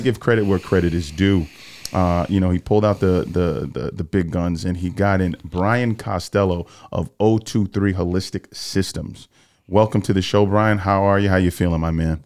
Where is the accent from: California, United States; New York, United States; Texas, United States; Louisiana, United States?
New York, United States; I'm a New York guy.